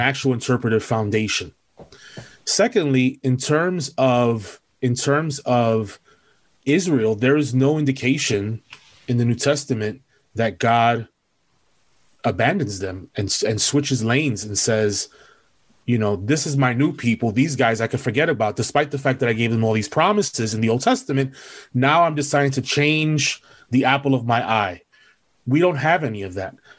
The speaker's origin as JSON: {"language": "English", "town": "New York City", "region": "New York", "country": "United States", "tie": "born or raised there", "said": "I am born and bred in New York City. Um, I'm originally from East Harlem"}